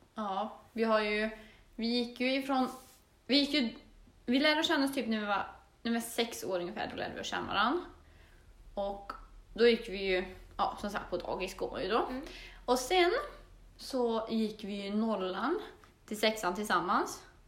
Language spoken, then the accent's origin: Swedish; Torsby, Värmland, Sweden; moved away as an adult; now in Östersund, Sweden; jag är född och uppväxt i Torsby.